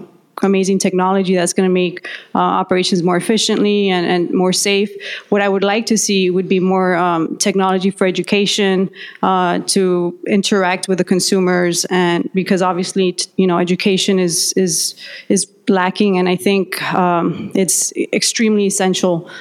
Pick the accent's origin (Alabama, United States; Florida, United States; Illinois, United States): Florida, United States; I'm from Florida